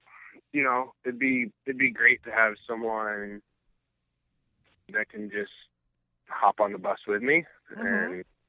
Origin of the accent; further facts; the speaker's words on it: Midwest, United States; now in East Coast, United States; I'm originally from the Midwest, so I think I'm like, a Midwestern dude